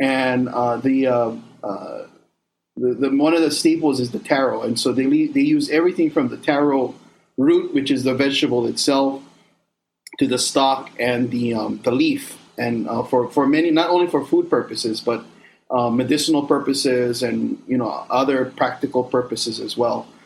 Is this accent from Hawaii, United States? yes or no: yes; Kauai, Hawaii, United States; we were probably about 13, 14 years old when at least Lihue Plantation on Kauai closed down. So even though our parents didn't work for the sugarcane plantation, even though we were kind of at the end of the era, majority of us still lived in where the plantations were at one